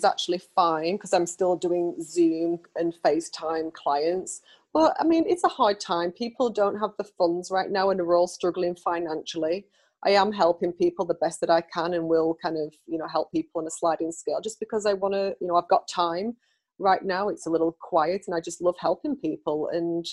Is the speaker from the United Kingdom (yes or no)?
yes; United Kingdom; now in United States; I'm British